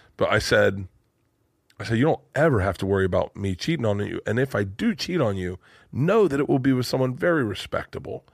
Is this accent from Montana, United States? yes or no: no; Tampa, Florida, United States; I'm from Tampa